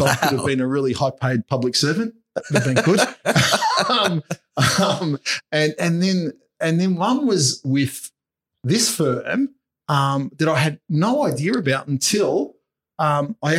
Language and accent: English; Footscray, Victoria, Australia; I was born in Footscray, grew up in Footscray, now worked all my life in Footscray.